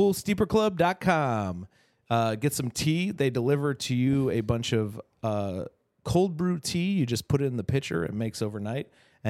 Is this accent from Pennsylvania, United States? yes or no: no; near Hammond, Indiana, United States; I grew up like in by Hammond, where Horseshoe is. I grew up a town over from where Horseshoe is.